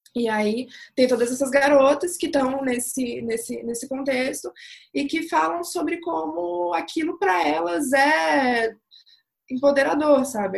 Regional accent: Brazil; Eu sou brasileira

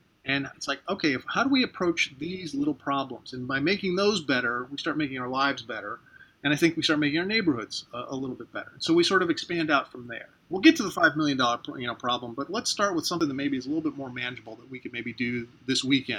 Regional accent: St. Petersburg, Florida, United States; Of course, I love my hometown. I live in St. Petersburg, Florida. It's a beautiful city.

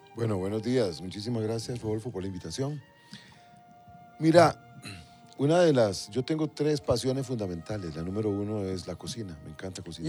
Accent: Alajuela, Costa Rica; moved away; salimos de un pueblito, yo soy de Limbo, Las Cañas de la Juela

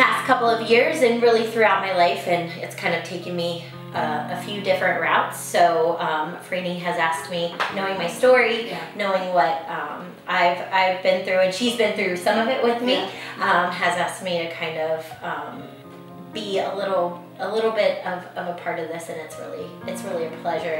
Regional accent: Northern Virginia, United States; accent: a little bit of a southern accent; also born or lived in Colorado; I grew up here in Northern Virginia, actually right in Knoxville. So I've lived other places, but it calls me back. I was born and raised here.

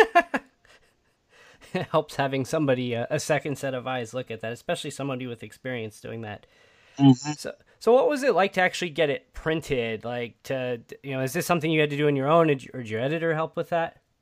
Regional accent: Midwest, United States; I'm from the Midwest as well

